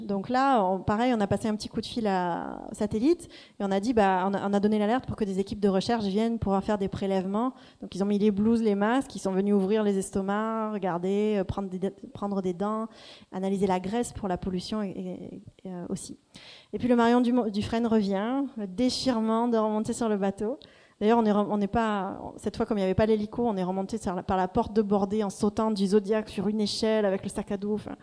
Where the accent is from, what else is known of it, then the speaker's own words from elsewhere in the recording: Marseille, Provence-Alpes-Côte d'Azur, France; moved away as an adult; also born or lived in Cambridge, United Kingdom; on rentre à Marseille il y a deux ans maintenant, et je me dis que je vais devenir une slasheuse une slasheuse, c'est-à-dire que je me mets à mon compte, euh, je retrouve un peu mes racines ici